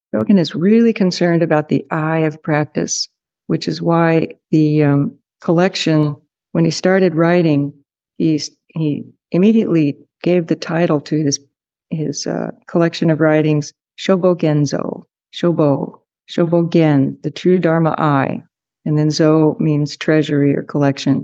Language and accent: English; California, United States; from California